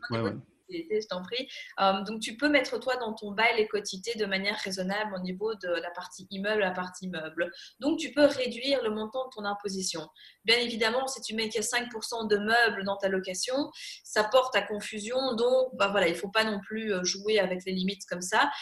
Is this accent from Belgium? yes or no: yes; Belgium